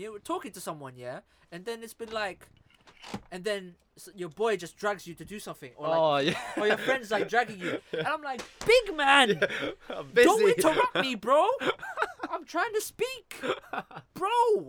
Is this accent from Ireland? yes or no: yes; Ireland; I was like, yeah, I'm Irish.